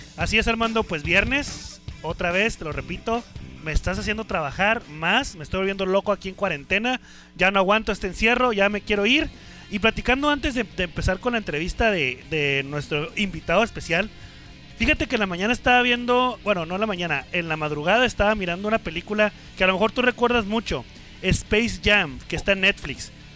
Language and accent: Spanish; Ensenada, Baja California, Mexico; yo soy radicado, bueno, radicaba en Ensenada, soy nacido en Ensenada